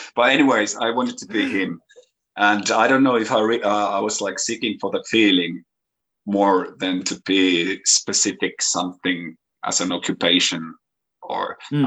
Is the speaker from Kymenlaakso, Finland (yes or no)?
yes; Kouvola, Kymenlaakso, Finland; English is a second language; my hometown here in Kouvola